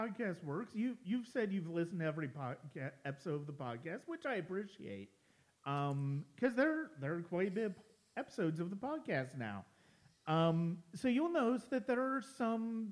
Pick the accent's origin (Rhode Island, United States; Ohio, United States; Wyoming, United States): Ohio, United States; moved away; I'm formerly from Ohio